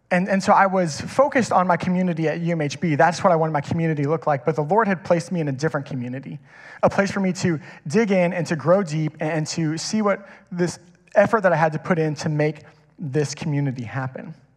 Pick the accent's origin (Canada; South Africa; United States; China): United States; Kingwood, Texas; I grew up in Kingwood. I've been here my whole life